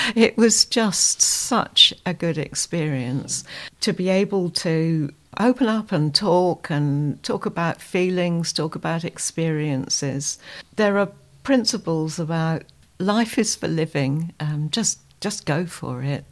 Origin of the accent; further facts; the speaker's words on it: Dorset, South West England, United Kingdom; I'm from the United Kingdom, from a county, Dorset, which is, um, southwest